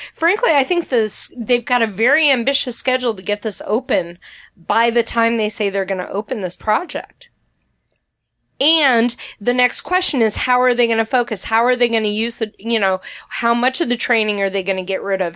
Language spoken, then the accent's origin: English; Midwest, United States